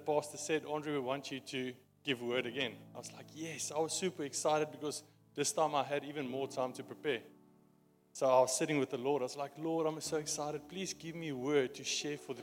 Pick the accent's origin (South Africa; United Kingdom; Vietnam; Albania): South Africa; accent: Afrikaans; my Afrikaans accent